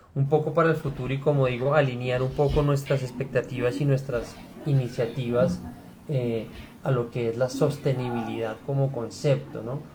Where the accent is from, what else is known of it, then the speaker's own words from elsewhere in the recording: Bogotá, Colombia; also born or lived in Cali; yo soy Rolo, eh, o nací en Cali, pero pues eso, fue una circunstancia, yo la verdad es que soy Rolo.